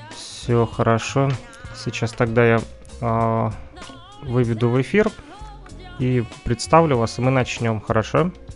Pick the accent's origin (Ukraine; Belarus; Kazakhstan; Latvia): Ukraine; Kirovsk, Luhansk Oblast